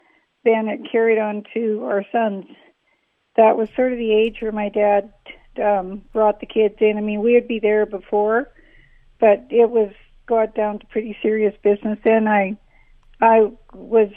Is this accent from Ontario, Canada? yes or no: no; Estevan, Saskatchewan, Canada; I was born in Estevan and raised here